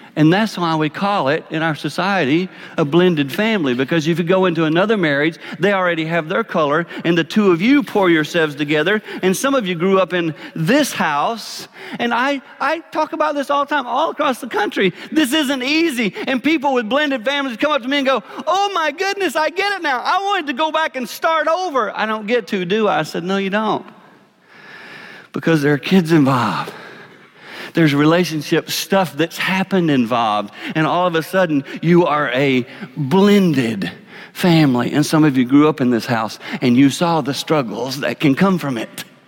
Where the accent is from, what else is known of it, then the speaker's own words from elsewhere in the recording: Six Mile, South Carolina, United States; I grew up in a little town called Six Miles, South Carolina. I know y'all can hear my accent